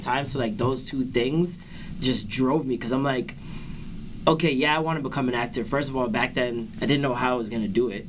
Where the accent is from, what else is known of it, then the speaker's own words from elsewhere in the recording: Toronto, Ontario, Canada; I was born in uh, like Vaughan Road area. Okay, yeah. I moved a lot. We moved from there, moved to Albion Road